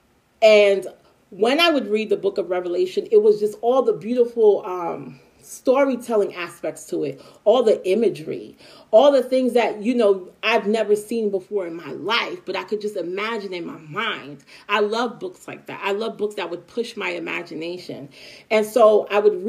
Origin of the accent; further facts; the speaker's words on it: New York City, New York, United States; also born or lived in Long Island; we lived in Brooklyn at the time, and then we moved from Brooklyn to Long Island around my teenage years. It was high school. 14 years old